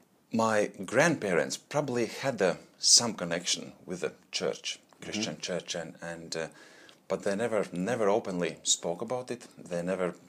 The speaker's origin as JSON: {"language": "English", "country": "Latvia", "tie": "born or raised there", "second_language": "English", "moved": "as an adult", "lives_now": "Australia", "said": "originally I'm from Latvia. That's a small country in Eastern Europe, right next to Russia. So it's hard to find on map, just a little spot. That's where my childhood was then."}